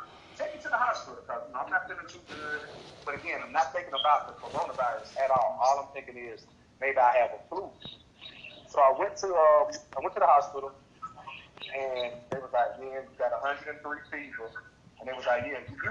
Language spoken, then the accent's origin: English; Atlanta, Georgia, United States; I'm from Atlanta, Georgia